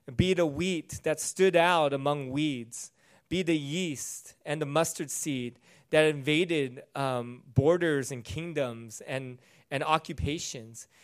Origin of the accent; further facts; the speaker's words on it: United States; I'm not American first, I'm Christian first.